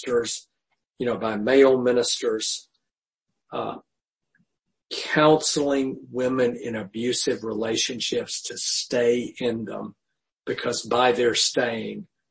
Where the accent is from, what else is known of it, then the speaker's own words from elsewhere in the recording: the South, United States; growing up in the South